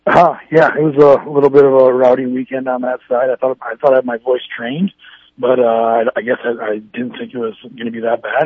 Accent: Brookings, South Dakota, United States; also born or lived in Anchorage, Alaska / Pennsylvania / Fargo, North Dakota; I'm from Brookings

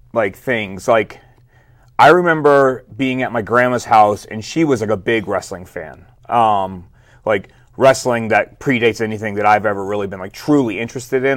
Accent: Flint, Michigan, United States; I was born and raised in Flint, Michigan

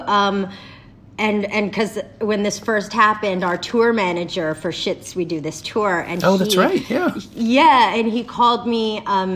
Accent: Canada; now in Los Angeles, United States; I'm Canadian and I'm an actor

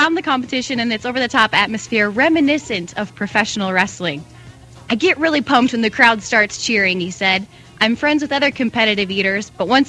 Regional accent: West Branch, Michigan, United States; I am from West Branch, Michigan.

